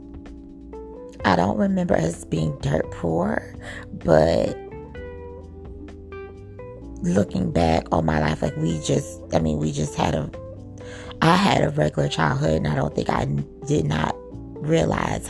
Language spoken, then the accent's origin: English; Miami, Florida, United States; accent: Southern; also born or lived in New York; Growing up in Miami, Florida, my mom lived with her grandmother